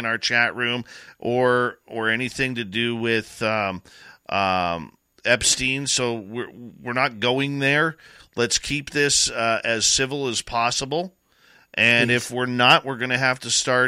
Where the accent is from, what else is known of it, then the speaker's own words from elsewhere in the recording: Canada; I'm a Canadian